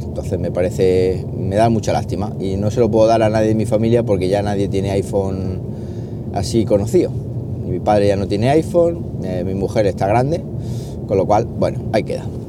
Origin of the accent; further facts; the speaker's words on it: Jaén, Andalusia, Spain; moved away as an adult; also born or lived in Valdepeñas / La Solana; podría ya estar trabajando aquí en, mi tierra, aquí en Jaén